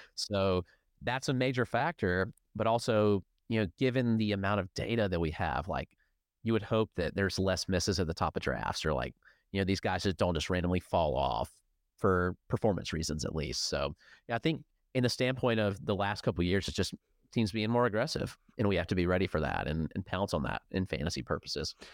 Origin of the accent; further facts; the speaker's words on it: near Atlanta, Georgia, United States; now in Greenville, United States; I grew up near Atlanta